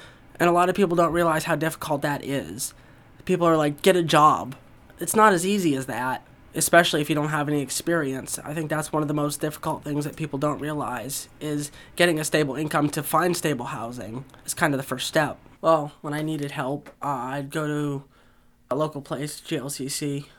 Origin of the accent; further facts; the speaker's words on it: Pittsburgh, Pennsylvania, United States; I'm from Pittsburgh. I'm staying at Mount Washington in Pittsburgh.